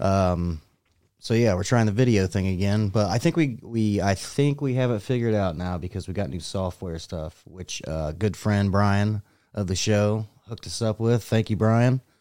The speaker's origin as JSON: {"language": "English", "country": "United States", "said": "I'm American"}